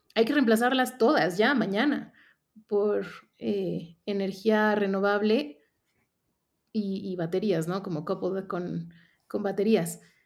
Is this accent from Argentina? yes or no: no; Mexico; also born or lived in Mexico City; yo soy mexicana y yo estoy basada aquí en la Ciudad de México